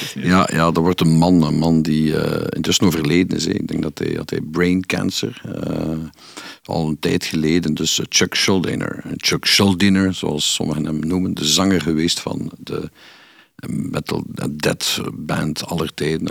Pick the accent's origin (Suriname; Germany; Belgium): Belgium; Kortrijk, Flanders; bij ons in Kortrijk